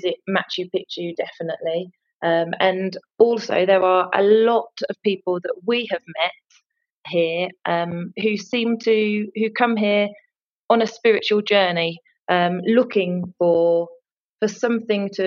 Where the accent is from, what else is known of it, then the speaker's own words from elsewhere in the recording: England, United Kingdom; moved away as an adult; now in Cusco, Peru; we're originally from England. However, for the past nearly 2 years, we've been living here in Cusco, in Peru